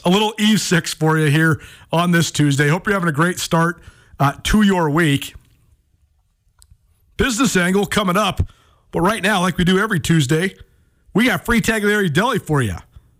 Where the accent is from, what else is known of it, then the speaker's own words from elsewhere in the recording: Missoula, Montana, United States; growing up in Missoula